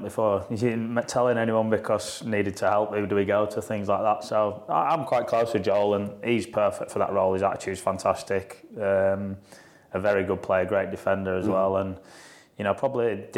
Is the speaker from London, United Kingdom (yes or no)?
no; Yorkshire and the Humber, United Kingdom; accent: Yorkshire; my Yorkshire accent